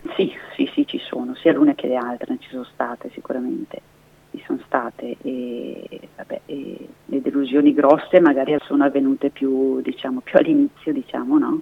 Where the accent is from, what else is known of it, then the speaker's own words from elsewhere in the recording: Trentino-Alto Adige, Italy; moved away as an adult; now in Brescia, Italy; non sono del Bresciano ma sono del Trentino